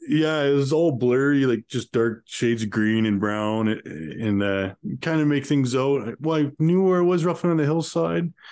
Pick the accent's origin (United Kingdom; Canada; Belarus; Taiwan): Canada; Calgary, Alberta; I grew up in uh, Calgary, Alberta